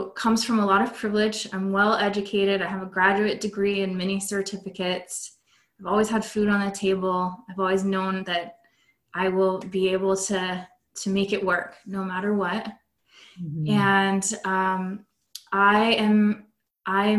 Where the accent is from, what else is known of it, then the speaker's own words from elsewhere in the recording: West Coast of America, United States; I'm from the West Coast of America